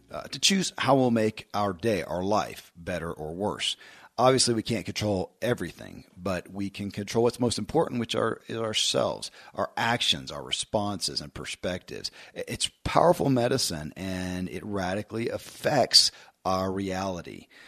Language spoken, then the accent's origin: English; Kentucky, United States; born or raised there